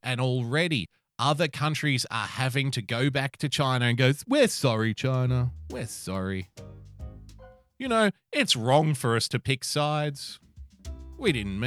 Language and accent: English; Australia; As an Australian citizen